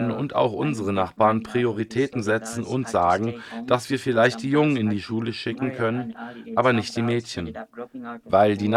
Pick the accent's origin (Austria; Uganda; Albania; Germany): Uganda; Palisa, Eastern Region; now in Kampala, Uganda; Ursprünglich komme ich nicht aus Kampala, sondern aus Palisa, einer Region im Osten Ugandas. In Palisa leben wir von Viehzucht und Landwirtschaft.